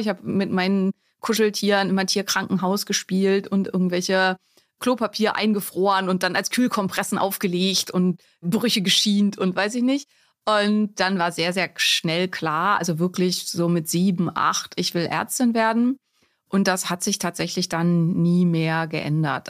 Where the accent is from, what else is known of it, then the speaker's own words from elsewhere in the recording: Neumünster, Schleswig-Holstein, Germany; moved away as an adult; also born or lived in Lübeck / Greifswald; now in Berlin, Germany; wo komme ich her? Aus Neumünster in Schleswig-Holstein